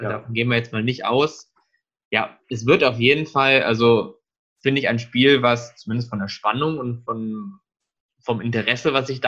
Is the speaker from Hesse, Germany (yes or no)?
yes; Frankfurt, Hesse, Germany; da müssen natürlich wir beide als Frankfurter ja eigentlich auch noch was zu sagen.